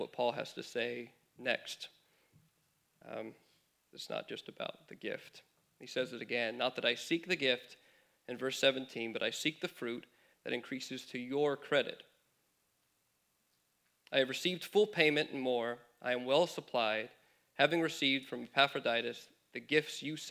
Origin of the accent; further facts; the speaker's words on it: California, United States; moved away as an adult; My wife and I moved here from California, mentioned about 4 years ago now